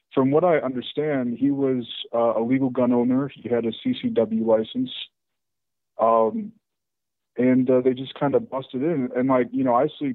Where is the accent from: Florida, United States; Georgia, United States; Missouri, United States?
Missouri, United States; St. Louis; moved away; I'm originally from St. Louis